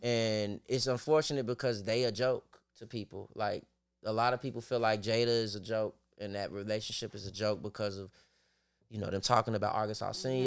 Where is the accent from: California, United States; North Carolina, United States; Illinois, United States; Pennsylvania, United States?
Illinois, United States; Chicago; I'm from Chicago.